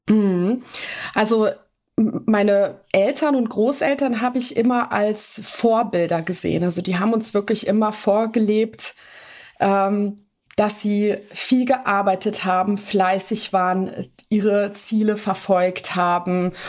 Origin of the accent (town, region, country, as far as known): Bonn, North Rhine-Westphalia, Germany; born or raised there; also born or lived in Kruševac, Serbia